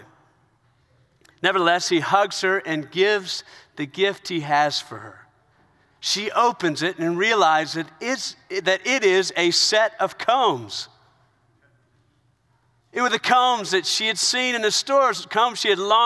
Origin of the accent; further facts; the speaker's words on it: South Carolina, United States; I was raised in South Carolina. I was raised in the South